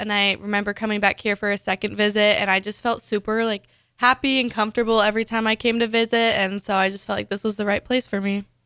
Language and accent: English; Overland Park, Kansas, United States; moved away as an adult; now in Lincoln, United States; I'm from Overland Park, Kansas